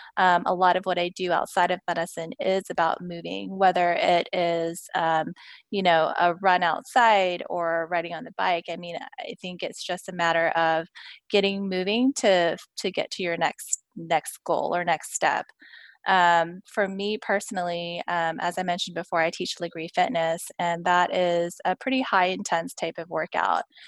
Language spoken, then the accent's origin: English; Houston, Texas, United States; I was born and raised in Houston